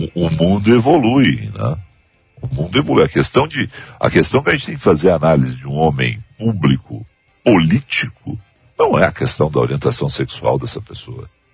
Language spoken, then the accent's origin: Portuguese; Rio Grande do Sul, Brazil; enquanto gaúcho